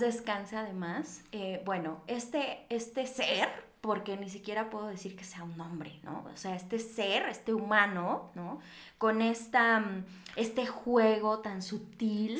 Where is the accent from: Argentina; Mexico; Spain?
Mexico; como mexicanos o como latinoamericanos